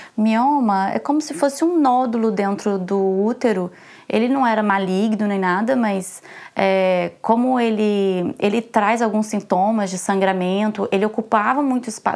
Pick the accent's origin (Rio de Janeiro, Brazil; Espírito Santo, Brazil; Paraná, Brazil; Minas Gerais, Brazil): Minas Gerais, Brazil; Belo Horizonte; first language Portuguese; moved away as an adult; also born or lived in Brasília; now in Paris, France; Eu sou de Belo Horizonte. Uhum. na verdade, eu sou nascida em Brasília. Uhum. Eu fui criada em Belo Horizonte.